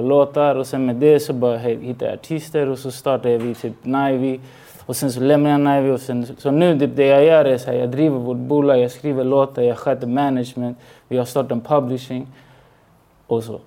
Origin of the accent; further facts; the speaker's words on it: Stockholm, Stockholm County, Sweden; also born or lived in Chile; Jag var, jag var från Rinkeby